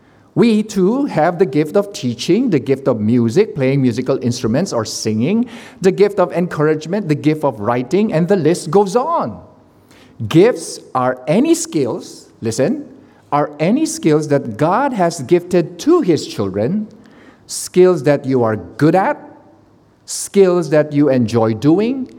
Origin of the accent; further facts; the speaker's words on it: Philippines; I am the Filipino who cannot sing